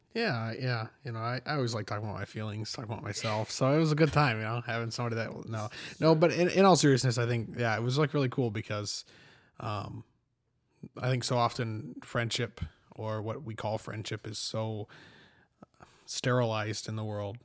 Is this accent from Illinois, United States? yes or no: no; Fowler, Michigan, United States; I'm from, uh, Fowler